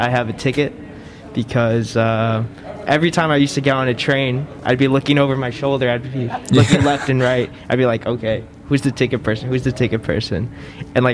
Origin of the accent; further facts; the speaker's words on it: La Mirada, California, United States; moved away as an adult; now in Stuttgart, Germany; I'm from the city of La Mirada